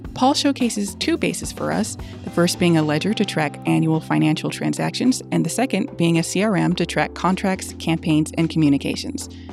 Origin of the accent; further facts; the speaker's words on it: Los Angeles, California, United States; I grew up in the South Bay and I call a lot of the area L